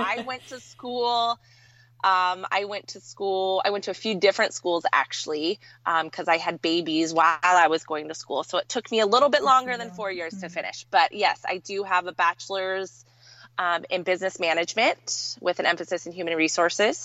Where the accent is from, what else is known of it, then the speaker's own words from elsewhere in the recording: Southern California, United States; moved away as an adult; now in Linden, United States; I was born and raised in Southern California